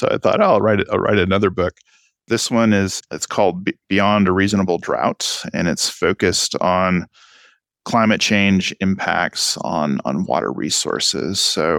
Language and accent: English; Texas, United States; but I'm Texan. I can't help but bring my Texan experience to the table.